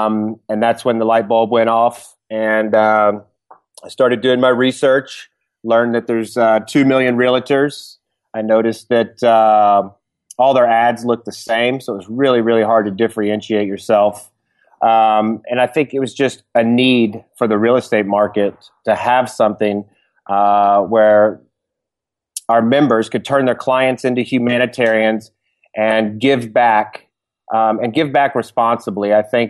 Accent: Dallas, Texas, United States; now in California, United States; I'm from Dallas, Texas, and I moved about 4.5 years ago to California to work for Tom's Shoes.

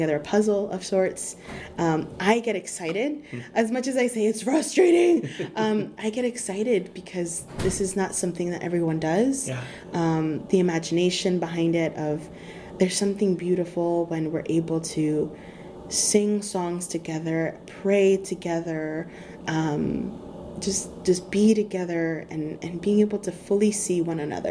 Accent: California, United States; I'm from California, here in Texas right now with you

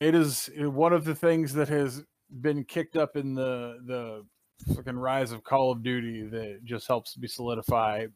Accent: Kentucky, United States; I was raised in Kentucky

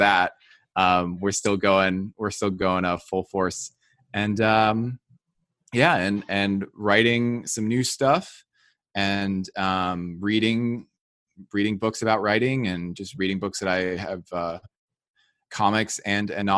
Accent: New Jersey, United States; I grew up in New Jersey.

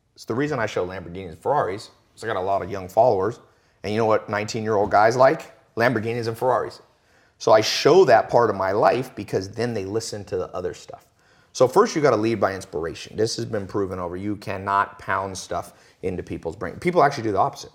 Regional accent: Long Beach, California, United States; I was born in Long Beach, Compton kinda area, and never was around anybody who would make a hundred grand a year

